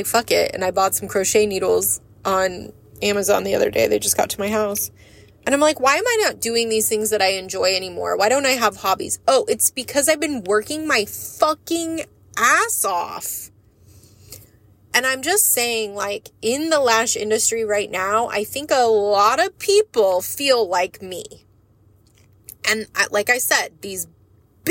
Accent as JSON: {"language": "English", "country": "United States", "said": "We as the American people"}